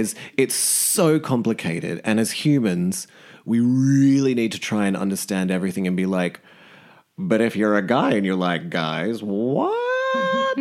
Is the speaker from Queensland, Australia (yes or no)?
no; Sydney, New South Wales, Australia; now in London, United Kingdom; before I came back to London, because I'm from Sydney originally